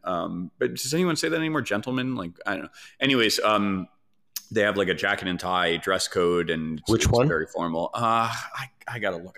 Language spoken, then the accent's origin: English; New York City, New York, United States; I grew up in New York, but like I grew up very, very sheltered